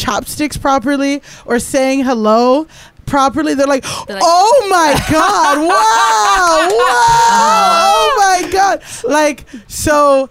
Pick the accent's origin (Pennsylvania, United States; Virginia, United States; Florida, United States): Florida, United States; Miami; I grew up in Miami. Primarily black, Latino, like mixed, like very Latin.